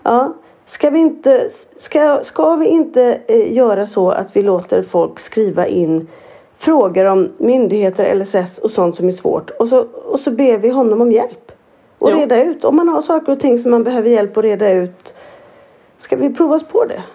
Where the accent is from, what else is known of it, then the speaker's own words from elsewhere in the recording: Norrland, Sweden; jag som norrlänning